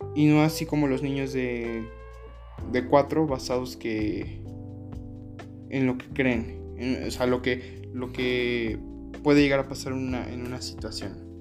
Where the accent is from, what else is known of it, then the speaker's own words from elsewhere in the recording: Mexico; uno como mexicano